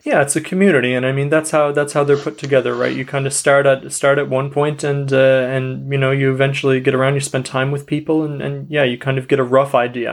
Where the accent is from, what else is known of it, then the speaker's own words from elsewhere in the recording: Canada; I'm Canadian